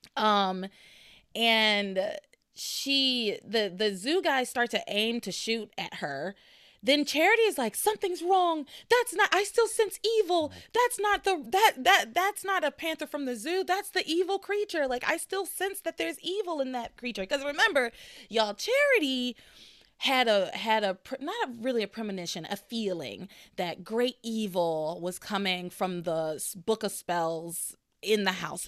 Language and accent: English; United States; I'm an American